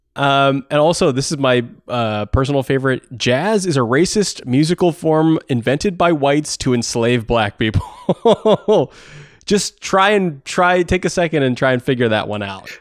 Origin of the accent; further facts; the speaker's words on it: Takoma Park, Maryland, United States; I grew up in Tacoma Park